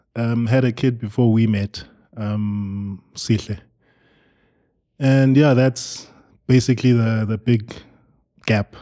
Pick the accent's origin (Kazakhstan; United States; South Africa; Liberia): South Africa; Eastern Cape; moved away; we are from the Eastern Cape